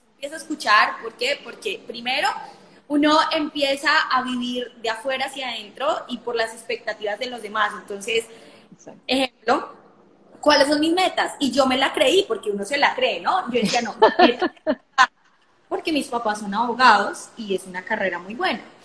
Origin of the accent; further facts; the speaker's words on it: Colombia; soy de Colombia, los saludos de Colombia